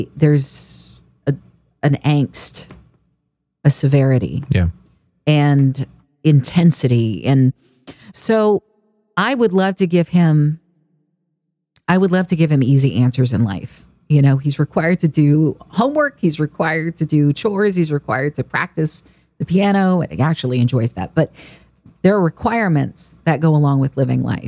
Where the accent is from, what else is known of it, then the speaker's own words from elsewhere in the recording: Oklahoma, United States; also born or lived in California; now in Texas, United States; growing up in Oklahoma